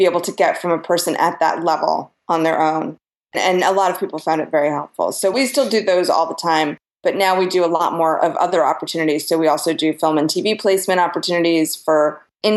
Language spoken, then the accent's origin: English; New York, United States; moved away as an adult; also born or lived in Austin, Texas; I grew up in New York, and I went to the High School of Performing Arts